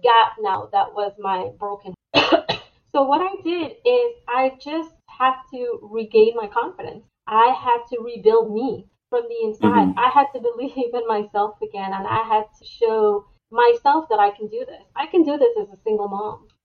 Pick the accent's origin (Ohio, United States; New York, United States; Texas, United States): New York, United States; moved away as an adult; now in Florida, United States; I moved from New York, where I was raised, to Florida